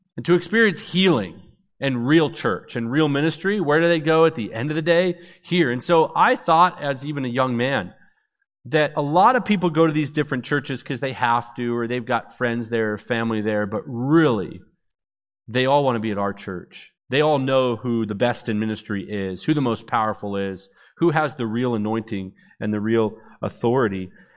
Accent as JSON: {"language": "English", "town": "Vancouver", "region": "British Columbia", "country": "Canada", "tie": "born or raised there", "also_born_or_lived": "Orlando, Florida", "said": "That's where I was born, even though I was raised in Vancouver, British Columbia"}